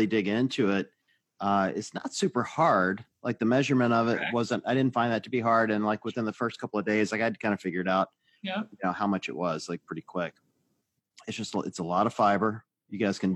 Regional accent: the South, United States; I grew up in the South

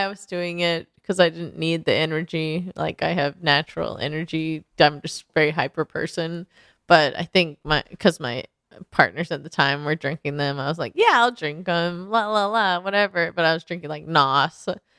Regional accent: Portland, Oregon, United States; now in Los Angeles, United States; I come from Portland, so I know it's not as cold

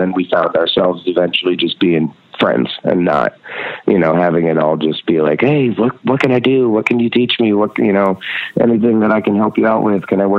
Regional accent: Red Hook, New York, United States; Well, Jeff and I grew up in Red Hook together and we were a few years apart. But it was a really, really tiny town. We have one stoplight in the whole town.

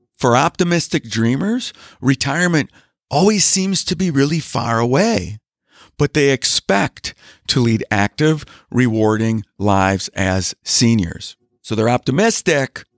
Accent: Wisconsin, United States; I'm from Wisconsin. I live in Wisconsin.

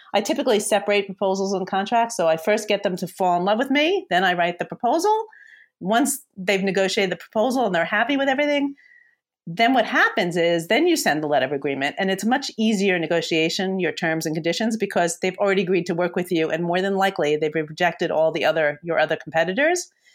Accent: New York, United States; I'm a New Yorker

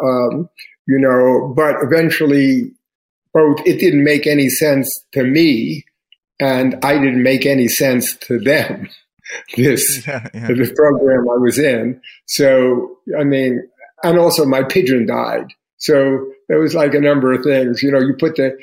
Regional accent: New York City, New York, United States; the environment I grew up with in Queens in the 1950s in a Jewish neighborhood

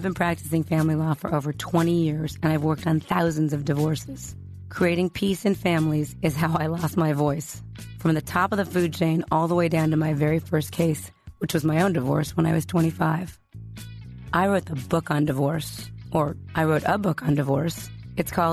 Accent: Los Angeles, California, United States; I'm from Los Angeles

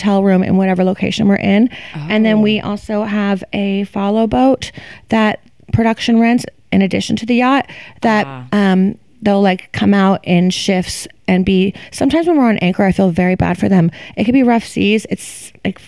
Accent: Florida, United States; now in New York City, United States; I am from Florida.

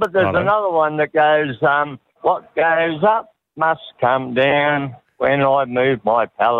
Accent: Tatura, Victoria, Australia; from Tatura, boys, but Tatura. I'm up in Queensland at the moment.

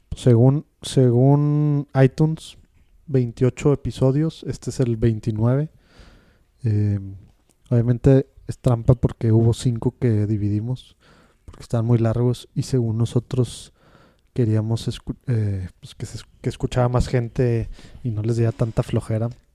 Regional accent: Mexico; como mexicanos

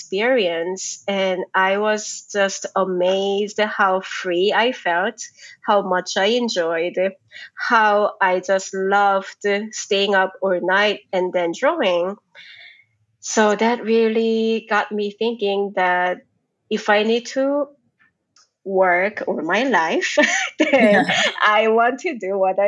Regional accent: South Korea; moved away; I grew up in Korea

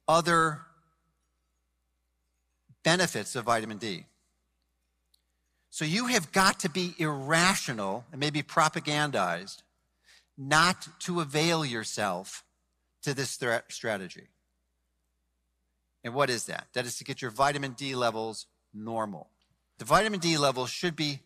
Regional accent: Chicago, Illinois, United States; now in Florida, United States; I'm from Chicago, although I live in Florida now.

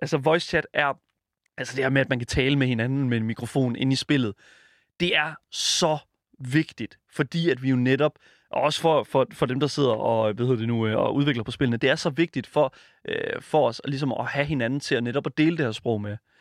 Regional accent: Horsens, Central Denmark Region, Denmark; Jeg er fra Horsens

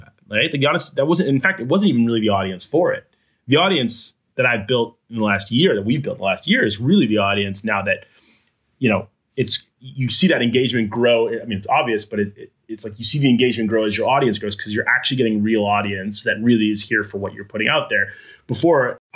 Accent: East Coast, United States; also born or lived in Geneva, Switzerland / Khartoum, Sudan / Turkey; now in Des Moines, United States; Like, I'm not from Iowa. I've only lived here for a year. I'm from the East Coast.

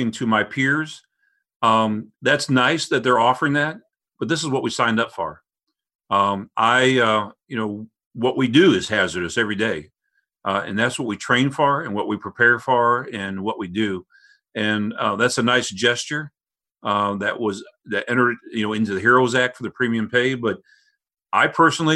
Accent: St. Louis, Missouri, United States; I grew up in South St. Louis

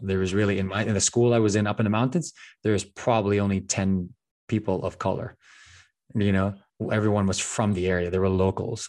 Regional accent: Philippines; moved away; growing up in the Philippines, family is, is everything

